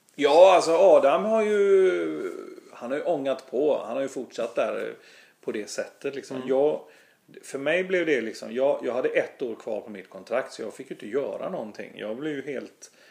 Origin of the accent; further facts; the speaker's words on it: Gothenburg, Västra Götaland, Sweden; accent: Gothenburg dialect; also born or lived in Stockholm; jag är ju göteborgare. Jag, bo, jag har bott här sedan jag var 11 år